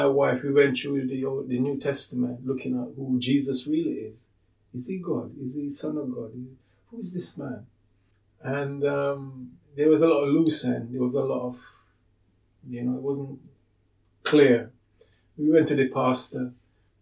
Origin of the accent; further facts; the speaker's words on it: Jamaica; also born or lived in London, United Kingdom; now in Sheffield, United Kingdom; As a boy growing up in Jamaica, it was the Bible